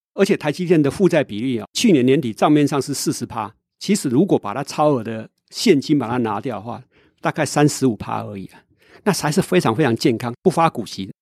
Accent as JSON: {"language": "Chinese", "country": "Taiwan", "said": "我是一个台湾人呢，我不是美国人"}